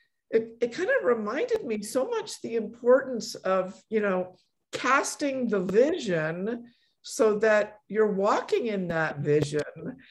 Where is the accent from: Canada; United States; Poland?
Poland; born there; I was born in Poland, and I grew up in a Polish immigrant family.